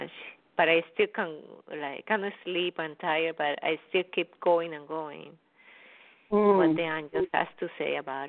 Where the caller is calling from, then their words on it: New York, United States; Orange County, New York.